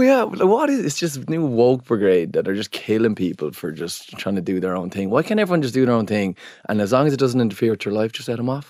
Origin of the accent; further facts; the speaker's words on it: Ireland; especially as Irish people